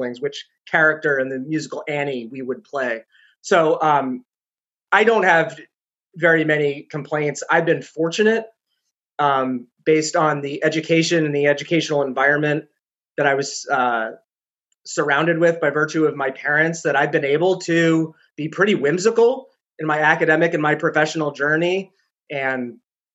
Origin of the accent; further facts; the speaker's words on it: New York City, New York, United States; accent: loud, fast talking; also born or lived in Chicago; now in New Hampshire, United States; I was born in New York City, thus the loud, fast talking, which hasn't worn off